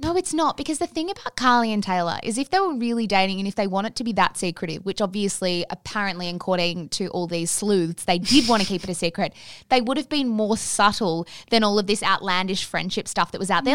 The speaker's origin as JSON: {"language": "English", "country": "Australia", "said": "as Australian women"}